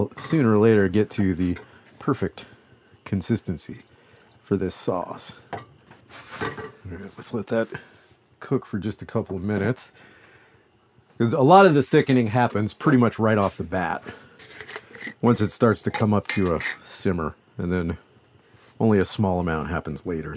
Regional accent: Louisiana, United States; I'm from Louisiana

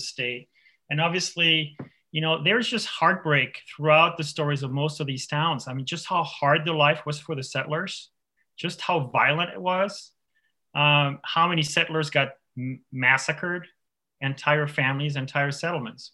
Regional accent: France; now in Illinois, United States; I grew up I grew up on the Swiss border in France

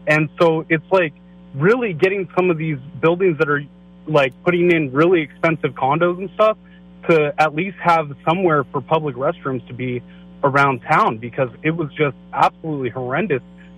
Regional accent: San Francisco, California, United States; now in Rio Vista, United States; I grew up in San Francisco. I went to high school down there

